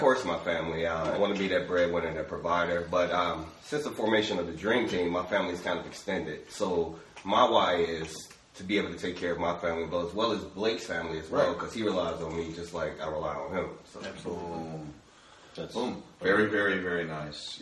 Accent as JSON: {"language": "English", "town": "Chicago", "region": "Illinois", "country": "United States", "moved": "yes", "lives_now": "Vine Grove, United States", "said": "from a very small town myself. You may have heard of it, Chicago, Illinois."}